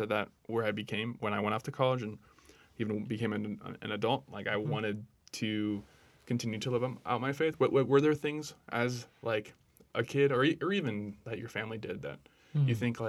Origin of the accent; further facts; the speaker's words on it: Brainerd, Minnesota, United States; Yeah, so growing up in Brainerd, you know, it's known now as like a good kind of Catholic town.